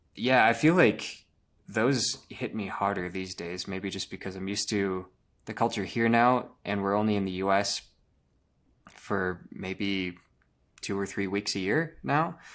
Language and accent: English; Rochester, Minnesota, United States; I'm from Rochester, Minnesota